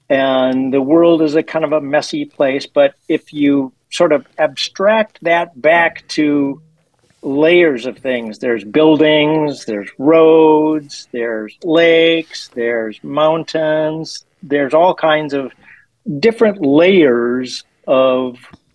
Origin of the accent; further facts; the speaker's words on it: Minnesota, United States; moved away as an adult; also born or lived in California; now in Washington, D.C. area, United States; I was in Minnesota teaching. That's my native home.